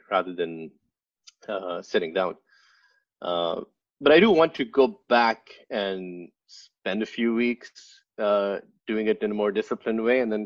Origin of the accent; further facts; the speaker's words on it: Pakistan; moved away as an adult; also born or lived in Finland / Sweden; now in New York, United States; I grew up in Pakistan.